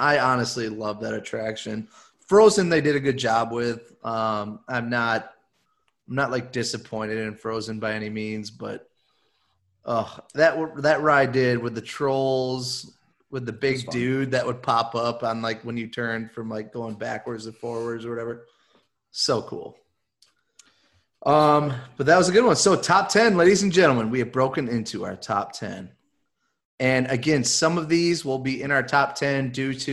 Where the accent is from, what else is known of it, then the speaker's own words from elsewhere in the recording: Michigan, United States; I'm from Michigan. I got a weird accent.